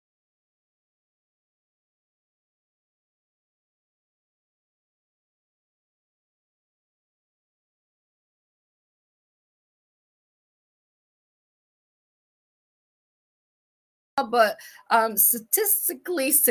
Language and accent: English; Akron, Ohio, United States; moved away as an adult; also born or lived in Washington, D.C. area / Baltimore / Boston / Pittsburgh; I am from Akron. I always like to say I grew up shy, sheltered, and in church basically 6 days a week